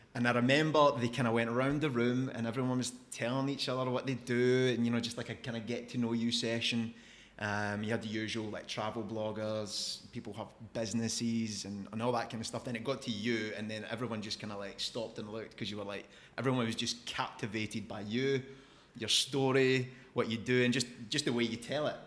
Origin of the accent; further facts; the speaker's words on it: Scotland, United Kingdom; Growing up in Scotland